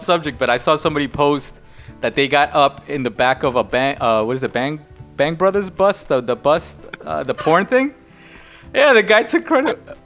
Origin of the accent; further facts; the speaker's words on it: New York, United States; me and Greed, we're from New York